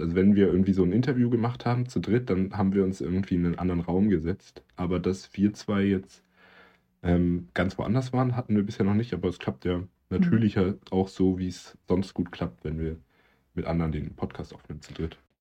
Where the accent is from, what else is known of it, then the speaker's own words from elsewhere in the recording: the South, Southern Germany, Germany; bei uns im Süden